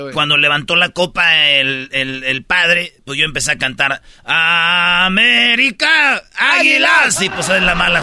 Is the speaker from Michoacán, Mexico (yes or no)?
yes; Jiquilpan, Michoacán, Mexico; moved away; en mi pueblo cuando hacían bailes, pues se oía cuando todo el sonido, güey. Y pues yo estaba morrido y yo no iba a los bailes, pero se oía hasta donde yo vivía. Allá por el lienzo charro se oían los bailes que hacían en el estadio de Jiquilpa